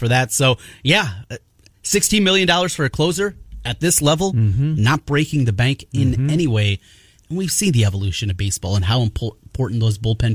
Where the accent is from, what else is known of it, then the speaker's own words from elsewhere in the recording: Iowa-Minnesota border, United States; I grew up on the Iowa-Minnesota border.